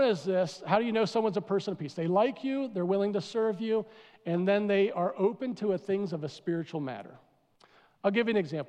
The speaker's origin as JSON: {"language": "English", "region": "East Coast", "country": "United States", "moved": "yes", "said": "I'm from the East Coast"}